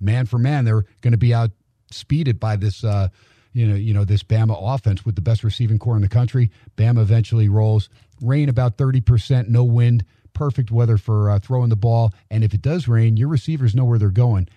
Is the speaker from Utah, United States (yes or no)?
no; New Jersey, United States; I grew up in Jersey